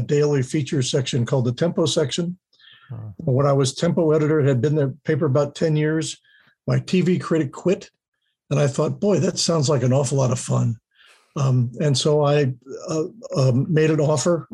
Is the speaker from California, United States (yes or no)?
no; Middletown, Ohio, United States; also born or lived in Cincinnati, Ohio / Fairfield, Ohio; I grew up on Orchard Street, a block away from where the old hospital was up on the hill.